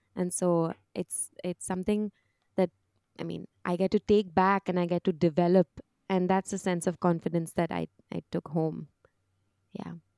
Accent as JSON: {"language": "English", "country": "India", "moved": "as an adult", "said": "I am Indian"}